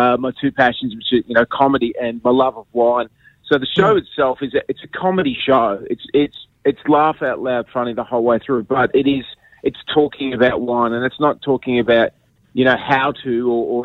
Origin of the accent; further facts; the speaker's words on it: Melbourne, Victoria, Australia; now in Sydney, Australia; I'm originally from Melbourne, but I live in Sydney.